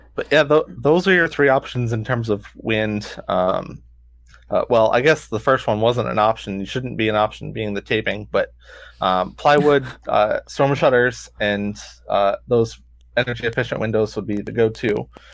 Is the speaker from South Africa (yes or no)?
no; St. Petersburg, Florida, United States; I grew up in Saint Pete